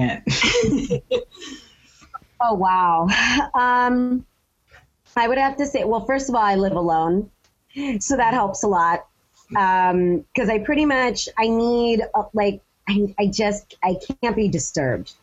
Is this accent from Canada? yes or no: no; United States; I'm an American writer.